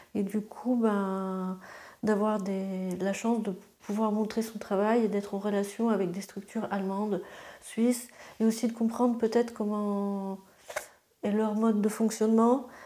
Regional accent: Luxembourg; moved away as an adult; also born or lived in Strasbourg; quand on a grandi au Luxembourg

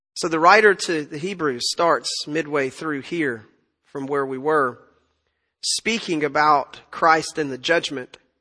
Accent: Tennessee, United States; now in Texas, United States; I'm from Tennessee

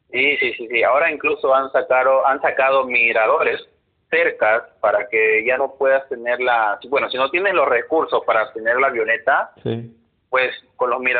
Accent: Mexico; incluso no saben cosas de México como yo también. Yo

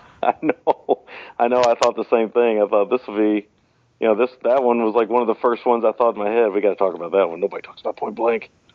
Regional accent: United States; being an American

